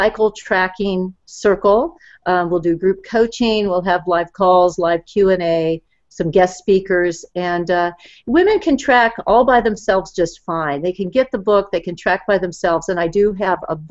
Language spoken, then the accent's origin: English; Southern California, United States; I grew up in Southern California